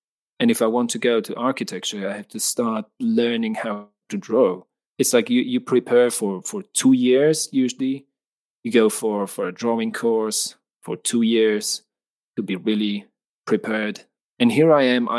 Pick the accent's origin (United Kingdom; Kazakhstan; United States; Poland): Poland; I'm from Poland in Central Europe